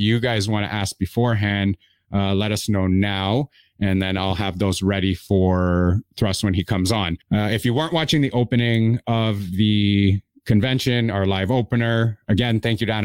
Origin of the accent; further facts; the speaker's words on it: Toronto, Ontario, Canada; I am originally from Toronto, Canada